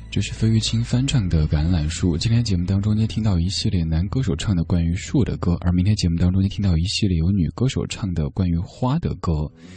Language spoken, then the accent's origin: Chinese; Chengdu, Sichuan, China; 我的家乡成都